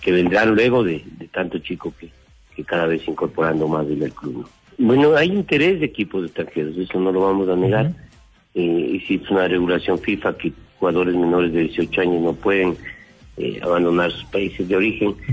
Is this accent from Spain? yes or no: no; Ecuador; vamos a tener una sociedad mucho más sana y más competitiva como ecuatorianos.